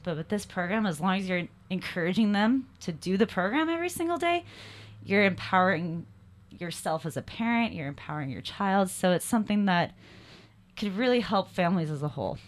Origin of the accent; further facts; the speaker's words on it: Salt Lake City, Utah, United States; I'm from Salt Lake City, Utah